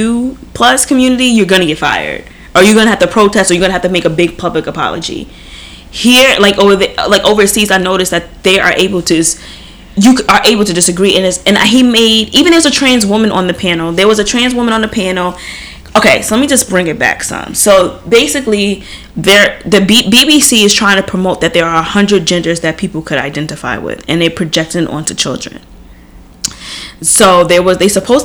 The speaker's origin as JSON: {"language": "English", "town": "New York City", "region": "New York", "country": "United States", "said": "I'm a New Yorker at heart"}